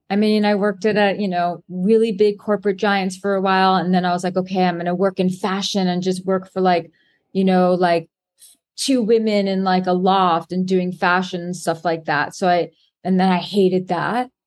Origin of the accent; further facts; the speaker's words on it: New York City, New York, United States; I was born and raised in Manhattan